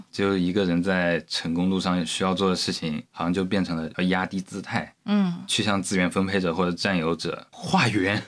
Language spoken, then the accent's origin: Chinese; Zhejiang, China; moved away as an adult; also born or lived in Chongqing; 我刚上大学那会儿嗯。有，我就感觉因为我是嗯。浙江人嘛嗯。然后我跑到重庆，就是重庆在我们浙江人的固有印象里面应该是是应该挺穷挺落后的